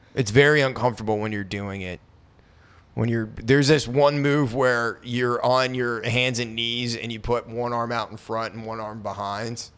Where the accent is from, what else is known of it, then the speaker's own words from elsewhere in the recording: Maine, United States; moved away; I grew up in Maine, so I'm used to snow